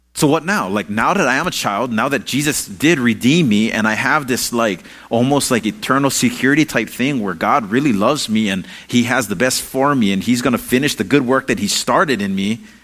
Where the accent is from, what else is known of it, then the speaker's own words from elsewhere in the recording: Hawaii, United States; I'm Hawaiian